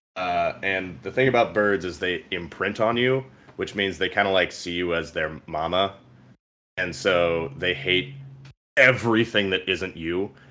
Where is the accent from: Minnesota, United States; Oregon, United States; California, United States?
California, United States; we're from California